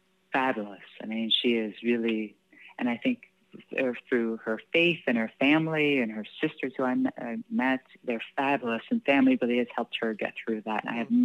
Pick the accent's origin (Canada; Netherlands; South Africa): Canada; and I think because, you know, being Canadian, right, you know, we have equal